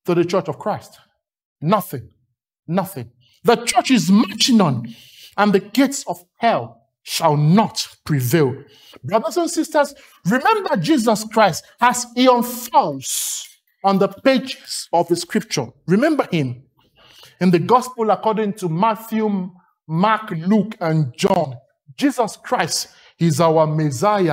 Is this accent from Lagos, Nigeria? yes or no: yes; Lagos, Nigeria; accent: Nigerian; When I was growing up in Lagos, Nigeria, by my accent, you know I'm Nigerian.